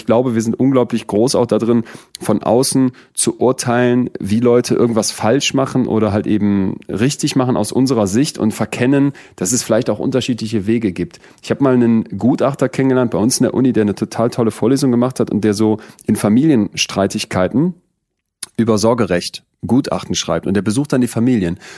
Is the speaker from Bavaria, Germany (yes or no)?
no; Solingen, North Rhine-Westphalia, Germany; beim Essen gehen mit den Eltern in Solingen, wo ich groß geworden bin?